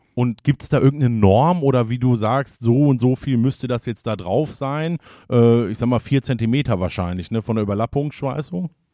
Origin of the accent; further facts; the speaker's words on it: Hagen, North Rhine-Westphalia, Germany; ich bin ja gebürtiger Hagener